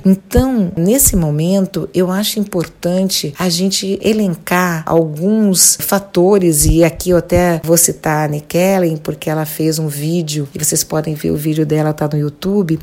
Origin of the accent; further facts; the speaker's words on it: Rio de Janeiro, Brazil; eu sou do Rio